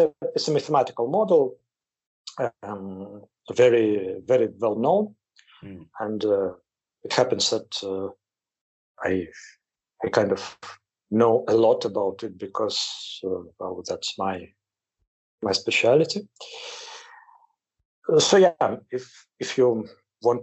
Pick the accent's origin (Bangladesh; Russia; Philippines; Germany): Russia; Moscow; moved away as an adult; now in Campinas, Brazil; I'm originally from Moscow. I graduated from the Moscow State University as a mathematician. Then, more than 20 years ago, went to Brazil.